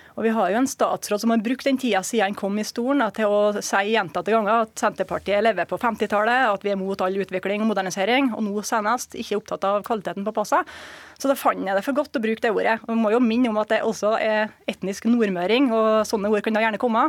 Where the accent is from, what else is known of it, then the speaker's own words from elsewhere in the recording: Surnadal, Møre og Romsdal, Norway; i hjemkommunen min, som er Surnadal